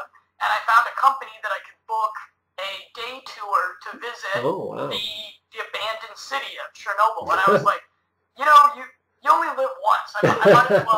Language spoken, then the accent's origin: English; Colorado, United States; I'm a Midwest boy like yourself. I'm from Colorado